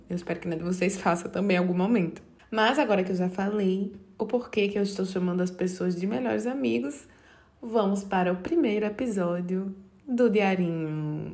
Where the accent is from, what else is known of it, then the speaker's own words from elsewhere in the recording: Serra Talhada, Pernambuco, Brazil; now in João Pessoa, Brazil; Eu sou do interior de Pernambuco, Serra Talhada